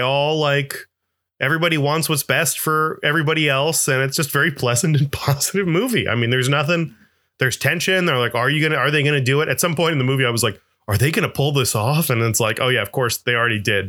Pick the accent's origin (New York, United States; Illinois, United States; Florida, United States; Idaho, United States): Florida, United States; I'm from Florida